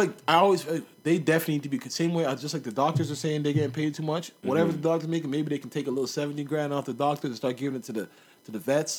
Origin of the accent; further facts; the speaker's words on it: Canada; I'm Canadian.